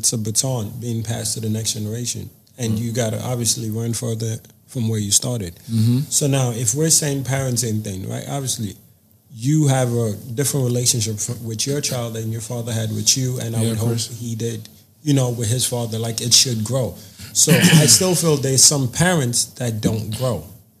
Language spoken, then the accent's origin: English; Nigeria; And can we stop being PTSD Nigerian and celebrating bare minimums?